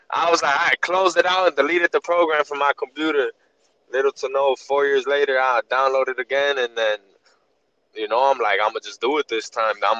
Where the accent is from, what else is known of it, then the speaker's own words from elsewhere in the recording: Chicago, Illinois, United States; Chicago, United States